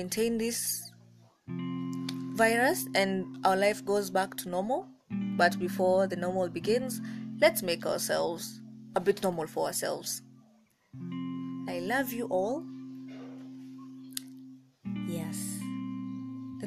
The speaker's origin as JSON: {"language": "English", "country": "Kenya", "said": "I'm African, I'm Kenyan"}